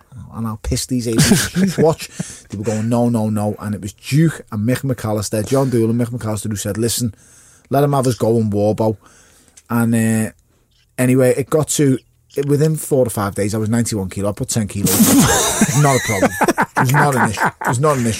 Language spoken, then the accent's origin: English; Liverpool, North West England, United Kingdom; I'm from Wavertree, Portman Road, off Smithdown Road, off Lawrence Road. That's where I'm from